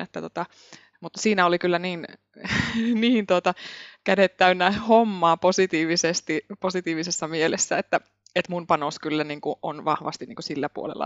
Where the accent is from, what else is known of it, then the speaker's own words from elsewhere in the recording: Imatra, South Karelia, Finland; also born or lived in Helsinki; now in Muurame, Finland; Olen Etelä-Karjalasta, iloisesta Etelä-Karjalasta Imatralta kotoisin ja monen vaiheen kautta tänne Keski-Suomeen päätynyt